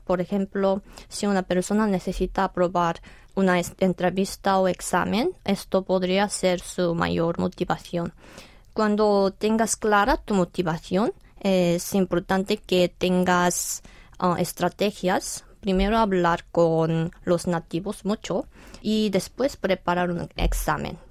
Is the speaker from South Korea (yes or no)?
yes; South Korea; Spanish is a second language; aprendí español primero en Corea, en el bachillerato, y después en España como estudiante de intercambio